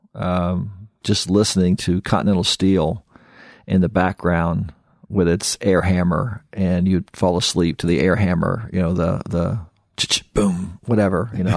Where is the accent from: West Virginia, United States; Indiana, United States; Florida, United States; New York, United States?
Indiana, United States; Kokomo; growing up in Kokomo was awesome